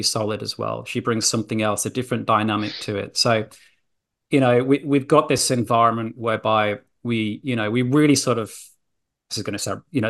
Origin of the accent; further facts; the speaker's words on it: Yorkshire and the Humber, United Kingdom; now in Australia; I'm a Yorkshire lad.